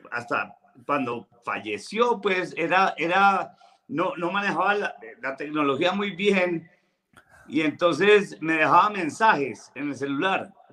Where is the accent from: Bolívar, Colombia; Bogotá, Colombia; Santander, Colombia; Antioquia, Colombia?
Bogotá, Colombia; mi, papá, mi papá era de Manizales, pero yo nací en Bogotá.